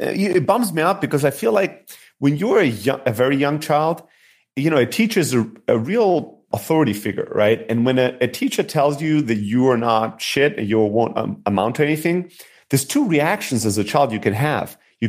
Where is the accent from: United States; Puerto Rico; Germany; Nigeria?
Germany; So, yeah, so I grew up in Germany, immigrant factory worker family.